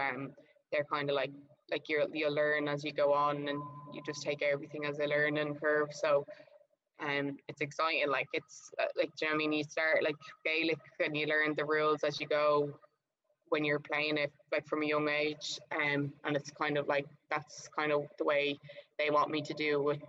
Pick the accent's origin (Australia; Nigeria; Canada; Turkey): Australia; Queensland; now in Melbourne, Australia; because I'm from Queensland to Victoria, like it's all a bit mental